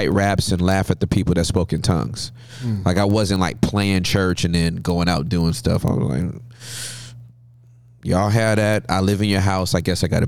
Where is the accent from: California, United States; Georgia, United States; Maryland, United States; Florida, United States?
California, United States; Los Angeles; also born or lived in Inglewood, California; I was born in Southern California in Inglewood to Charles and Maxine Ross, and grew up in L.A.